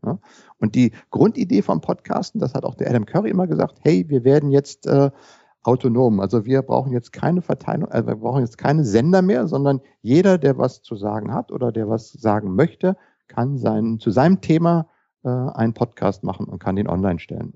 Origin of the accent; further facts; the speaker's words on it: Berlin, Germany; bin geboren in Berlin, lebe in Berlin